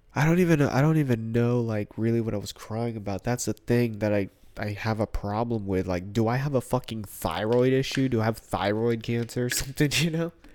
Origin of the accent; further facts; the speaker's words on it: United States; also born or lived in Philippines (ancestry); she decided to come all the way on the other side of the planet, have me